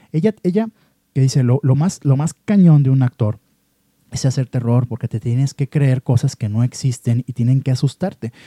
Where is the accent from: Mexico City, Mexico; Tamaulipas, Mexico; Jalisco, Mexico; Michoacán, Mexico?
Jalisco, Mexico; Guadalajara; como mexicano y sobre todo como tapatío